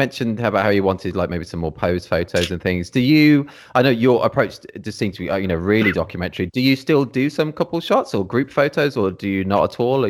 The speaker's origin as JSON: {"language": "English", "town": "Birmingham", "region": "West Midlands", "country": "United Kingdom", "moved": "yes", "said": "I'm from Birmingham originally."}